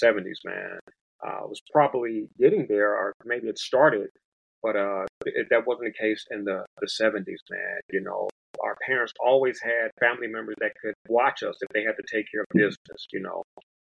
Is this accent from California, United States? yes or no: yes; Los Angeles, California, United States; also born or lived in Compton / Watts; I hail from South Central Los Angeles. It's back to being called South Los Angeles today. But I hail from that place, in addition to Compton and Watts.